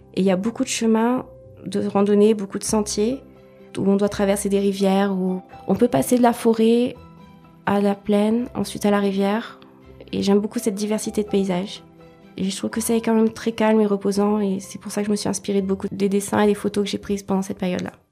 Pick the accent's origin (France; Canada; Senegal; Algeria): France; also born or lived in Wales / Réunion; Je suis originaire du Pays de Galles par mon père et de La Réunion par ma mère, mais j'ai grandi en métropole